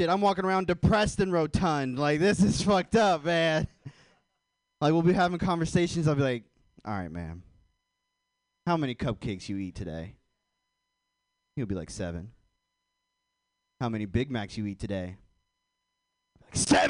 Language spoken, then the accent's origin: English; Portland, Oregon, United States; I'm from Portland, too